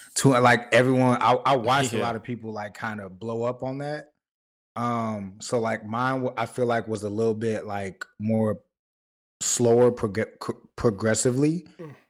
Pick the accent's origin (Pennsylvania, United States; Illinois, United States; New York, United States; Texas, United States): Illinois, United States; Chicago; I'm from Chicago